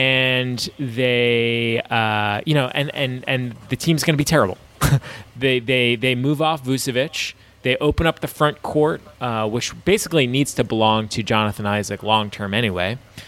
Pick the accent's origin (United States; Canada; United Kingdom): United States; Brooklyn, New York; Yo, I'm from Brooklyn.